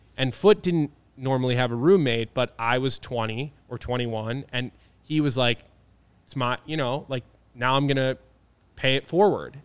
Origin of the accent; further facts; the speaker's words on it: Philadelphia, Pennsylvania, United States; moved away; growing up in Philadelphia, being an Eagles fan